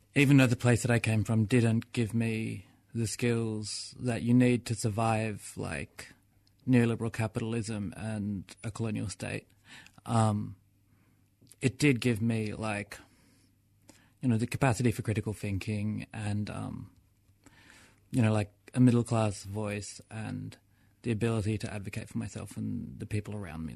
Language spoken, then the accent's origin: English; Melbourne, Victoria, Australia; I grew up in Fitzroy and Clifton Hill and, like, that's where I'm from